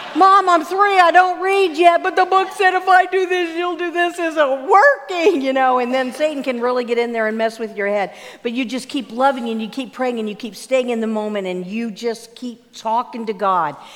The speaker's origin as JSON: {"language": "English", "region": "Pennsylvania", "country": "United States", "tie": "born or raised there", "said": "Growing up in Pennsylvania, I was in our minister's home"}